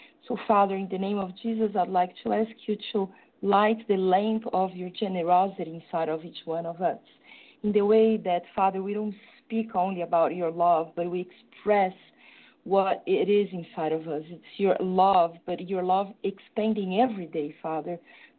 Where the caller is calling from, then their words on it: São Paulo, Brazil; From São Paulo in Brazil.